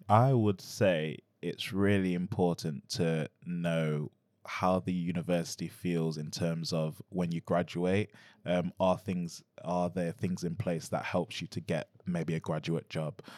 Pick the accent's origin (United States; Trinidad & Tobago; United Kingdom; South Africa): United Kingdom; Nottingham, East Midlands; I'm born in Nottingham, I'm born and bred in Nottingham